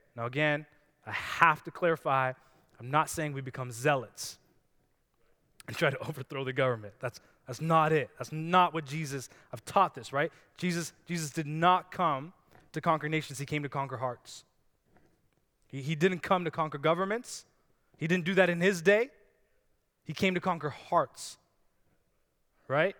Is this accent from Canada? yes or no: yes; Canada